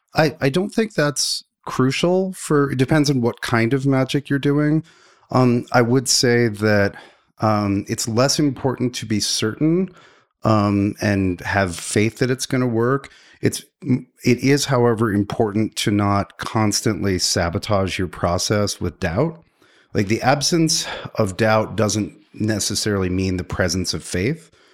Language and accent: English; the Bible Belt, United States; I grew up in the Bible Belt